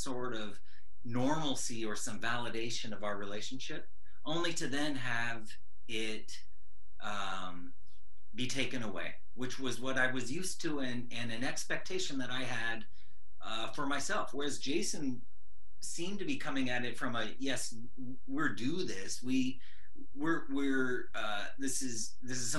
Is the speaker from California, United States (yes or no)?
yes; San Francisco, California, United States; moved away as an adult; now in Los Angeles, United States; my family's, you know, coastal. We're from San Francisco